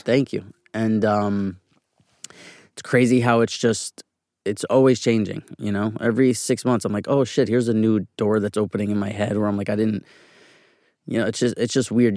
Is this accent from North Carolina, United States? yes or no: no; New York City, New York, United States; I was born and raised on, uh, eighty-third Street in Manhattan on the east side